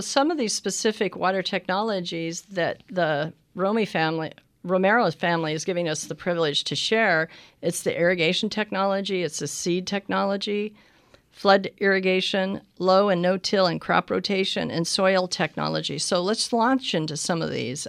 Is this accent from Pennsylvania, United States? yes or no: no; Pinal County, Arizona, United States; like myself, from a generational farm family in the same county, Pinal County